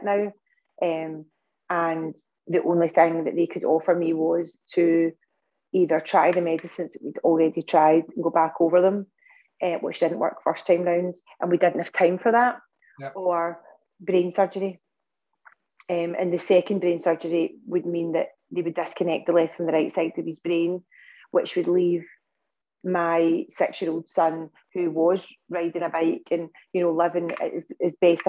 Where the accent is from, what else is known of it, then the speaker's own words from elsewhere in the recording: Scotland, United Kingdom; I'm from Scotland